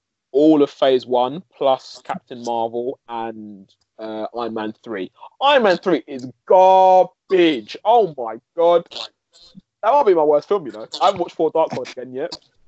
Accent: United Kingdom; I'm British.

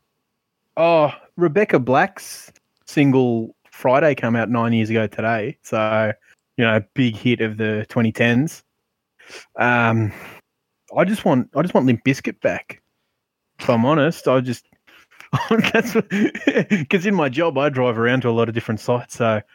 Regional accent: Sydney, New South Wales, Australia; I'm from Mount Druitt.

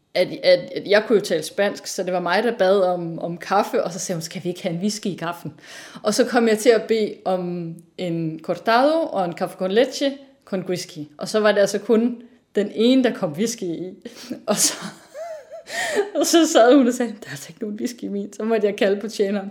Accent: North Jutland, North Denmark Region, Denmark; moved away; jeg er opvokset i Nordjylland, øhm, men som datter af to sønderjyder.

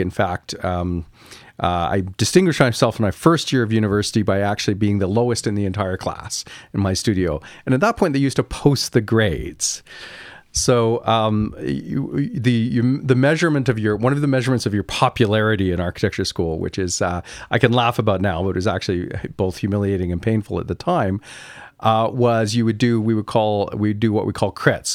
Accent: Kingston, Ontario, Canada; I grew up in Kingston, Ontario

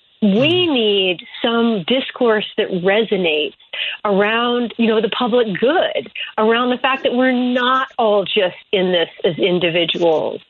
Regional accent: Springfield, Illinois, United States; I'm actually from Springfield, Illinois

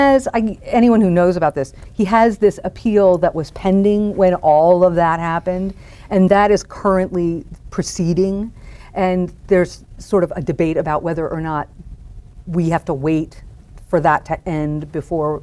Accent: Washington, District of Columbia, United States; moved away as an adult; also born or lived in El Paso, Texas / Jackson, Mississippi; I was from Washington, D.C.

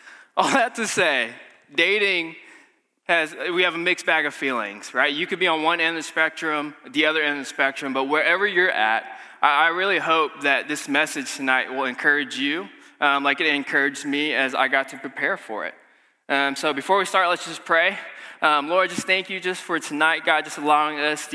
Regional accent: Malaysia; moved away; I'm from Malaysia

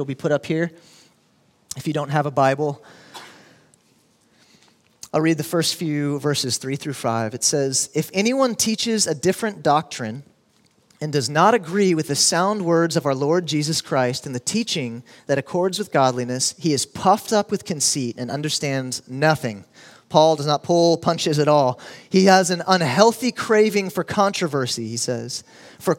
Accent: Houston, Texas, United States; now in Austin, United States; I grew up in Houston

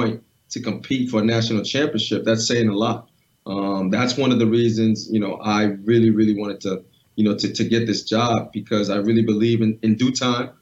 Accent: New England, United States; growing up in New England

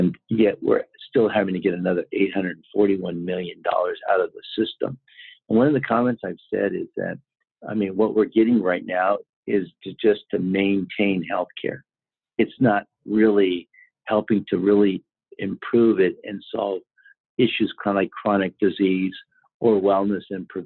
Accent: California, United States; I'm from California

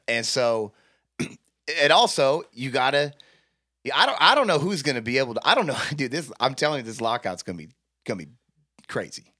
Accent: United States; I'm an American

